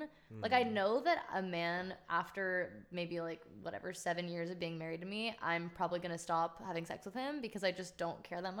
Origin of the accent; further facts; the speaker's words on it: Lafayette, California, United States; moved away as an adult; now in Los Angeles, United States; I'm from the East Bay. I'm from Lafayette.